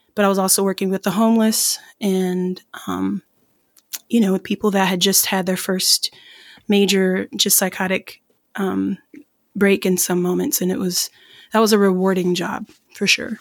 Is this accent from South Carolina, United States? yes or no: yes; Irmo, South Carolina, United States; moved away; I'm originally from South Carolina